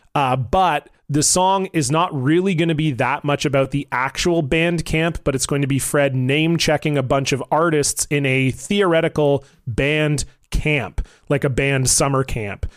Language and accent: English; Vancouver, British Columbia, Canada; I'm from Vancouver, B C, Canada